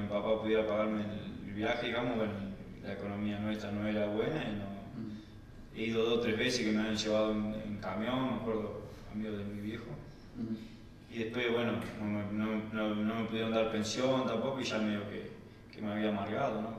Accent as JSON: {"language": "Spanish", "country": "Argentina", "tie": "born or raised there", "also_born_or_lived": "Buenos Aires", "moved": "as an adult", "said": "mi pueblo no, había ningún club de, así de, liga profesional"}